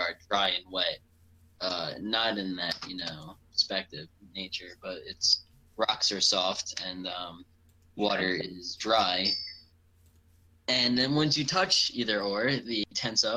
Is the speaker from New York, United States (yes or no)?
yes; Long Island, New York, United States; accent: Long Island; my, you know, Long Island accents